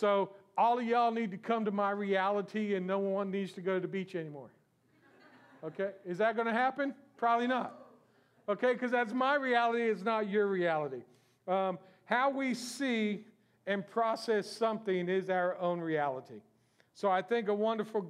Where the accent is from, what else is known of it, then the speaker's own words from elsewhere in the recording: South Florida, United States; I was born and raised in South Florida